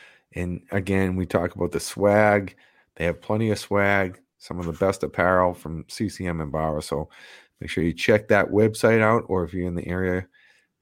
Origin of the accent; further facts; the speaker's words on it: Boston, Massachusetts, United States; we're from Boston